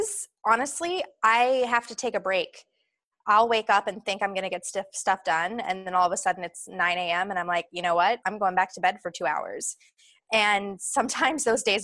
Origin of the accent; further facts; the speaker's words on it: Atlanta, Georgia, United States; moved away as an adult; now in Los Angeles, United States; I'm born and raised in Atlanta.